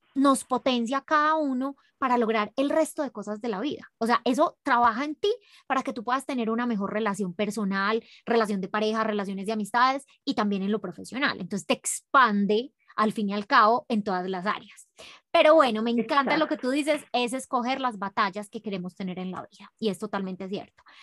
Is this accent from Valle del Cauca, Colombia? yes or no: no; Medellín, Antioquia, Colombia; now in Ecuador; yo soy de Medellín